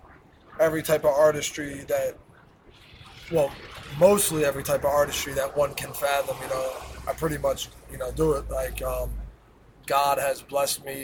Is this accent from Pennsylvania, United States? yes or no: yes; Philadelphia, Pennsylvania, United States; I was born and raised in Philadelphia.